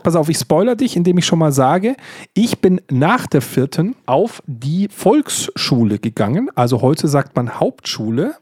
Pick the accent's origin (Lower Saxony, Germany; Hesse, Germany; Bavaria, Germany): Bavaria, Germany; ich natürlich als Bayer